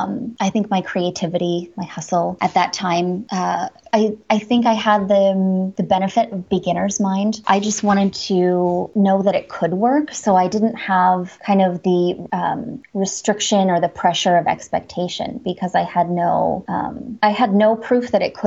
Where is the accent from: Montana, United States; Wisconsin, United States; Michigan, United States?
Wisconsin, United States; Washburn; Northern Wisconsin, the Shawamigan Bay of Lake Superior. So right on the Apostle Islands, a little town called Washburn.